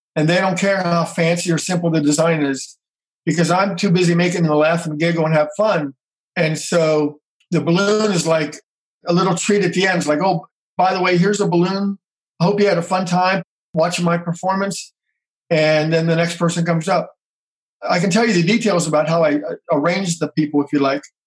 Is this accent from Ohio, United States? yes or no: yes; Cincinnati, Ohio, United States; now in Atlanta, United States; I was born in Cincinnati, Ohio, which is uh, north of where I am now. And our whole family was involved in the theater local community theaters.